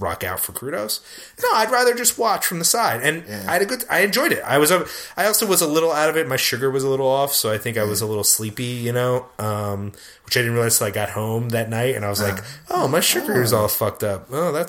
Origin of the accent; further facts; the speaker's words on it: Philadelphia, Pennsylvania, United States; I was born in Philadelphia